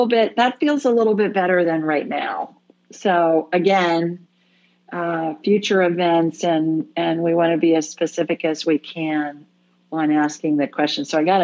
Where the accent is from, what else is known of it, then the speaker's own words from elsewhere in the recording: Ohio, United States; You know, I grew up in Ohio, so we always called Michigan that state up north because of the Ohio State Michigan rivalry.